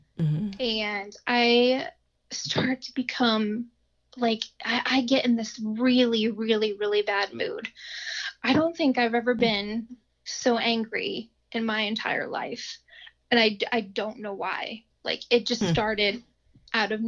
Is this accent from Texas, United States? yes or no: no; Findlay, Ohio, United States; moved away as an adult; now in Dayton, United States; We ended up moving down to the Dayton area because we're originally from Findlay